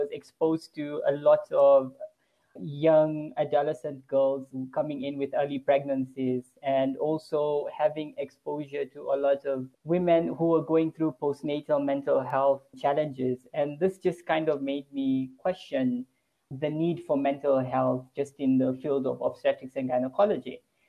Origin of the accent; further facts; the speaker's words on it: Lusaka, Lusaka Province, Zambia; born and bred in Lusaka, Zambia, third generation Zambian, went to medical school in Zambia